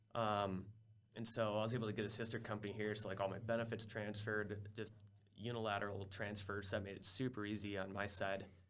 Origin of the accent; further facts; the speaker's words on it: Minnesota, United States; moved away as an adult; also born or lived in South Dakota; I grew up in Minnesota